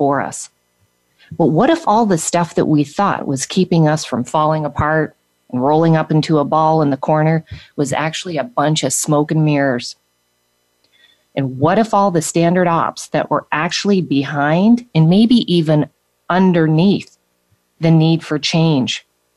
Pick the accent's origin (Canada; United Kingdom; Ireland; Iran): Canada; now in United States; I had left my home country and everyone that I was and everything that I was familiar with when I left Canada and moved to the United States